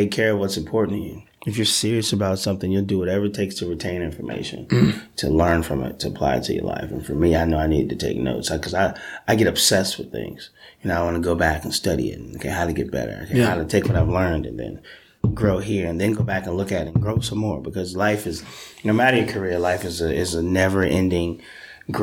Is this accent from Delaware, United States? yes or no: yes; Delaware, United States; moved away; I'm from Delaware